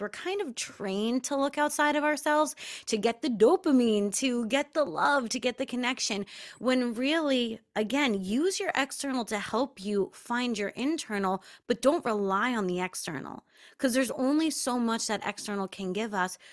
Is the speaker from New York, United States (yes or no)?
yes; Long Island, New York, United States; I grew up on Long Island